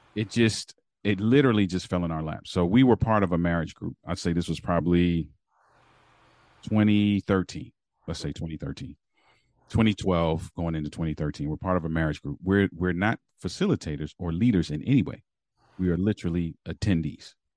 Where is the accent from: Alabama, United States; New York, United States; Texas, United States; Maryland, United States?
Maryland, United States; Baltimore; moved away; also born or lived in Berrien Springs, Michigan; I'm from Baltimore, Maryland